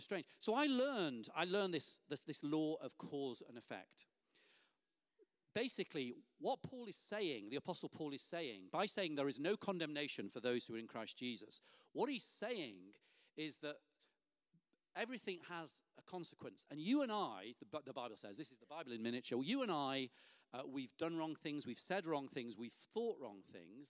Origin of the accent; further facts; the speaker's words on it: Lancaster, North West England, United Kingdom; I received the freedom of the city of my hometown, Lancaster